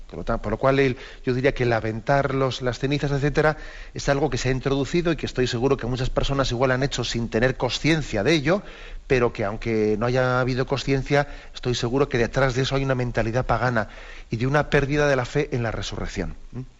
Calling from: Las Palmas de Gran Canaria, Canary Islands, Spain; aquí de Las Palmas, de Gran Canaria.

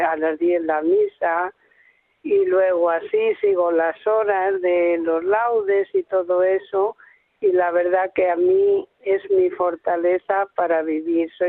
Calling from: Spain; soy una seguidora de Radio María desde hace 18 años, poquito hacía que se había inaugurado la emisora en, aquí en España

